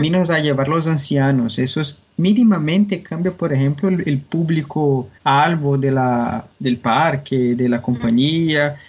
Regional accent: Brazil; Spanish is a second language; yo soy brasileño

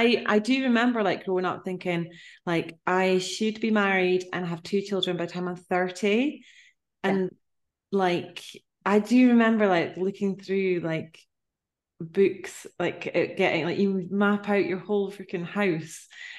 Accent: Inch, Ireland; also born or lived in London; I'm from a small town place. Well, I'm from Inch, which is like, yeah, we're, you know, it's tiny, small, little place. I love it so much, but it's a similar type of thing where I moved away, lived in London also, and I would come back.

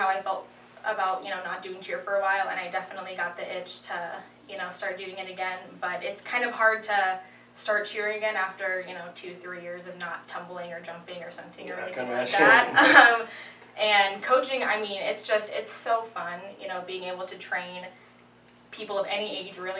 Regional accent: Poughkeepsie, New York, United States; So I'm from Poughkeepsie, New York.

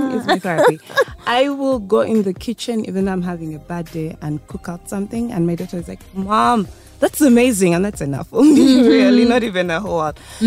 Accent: Uganda; I was born in Uganda. I grew up here. I was in Kampala Pines. I moved to Green Hill

